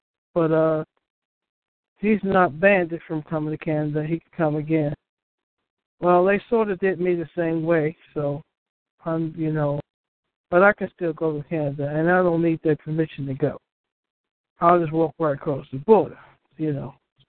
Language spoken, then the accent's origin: English; New York, United States; now in Virginia, United States; I'm in Virginia right now, but I'm originally from New York.